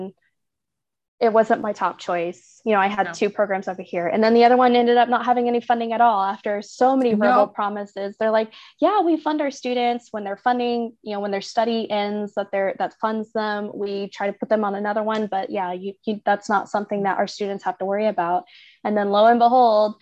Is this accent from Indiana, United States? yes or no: no; Oklahoma, United States; moved away as an adult; I'm from Oklahoma